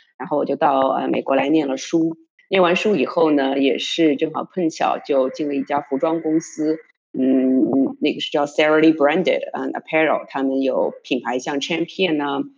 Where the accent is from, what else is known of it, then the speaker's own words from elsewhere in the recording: Shanghai, China; moved away as an adult; also born or lived in United States / Europe; now in New York, United States; 我现在是在纽约。呃，当然我嗯，我是中国人，呃，我出生在上海，我在上海上学，然后但是我在欧洲和美国已经工作了将近有二十年了，嗯，我从复旦新闻系毕业的